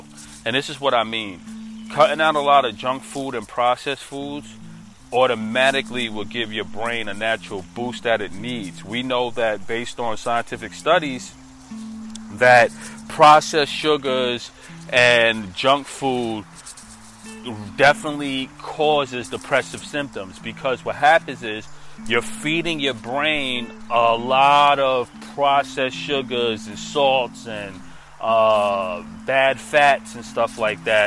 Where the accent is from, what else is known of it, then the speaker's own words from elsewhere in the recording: New York, United States; I'm a New Yorker